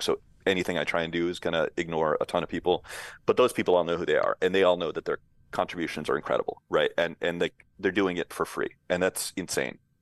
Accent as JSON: {"language": "English", "region": "Western Massachusetts", "country": "United States", "tie": "born or raised there", "also_born_or_lived": "Los Angeles", "moved": "as an adult", "said": "I grew up here in Western Mass."}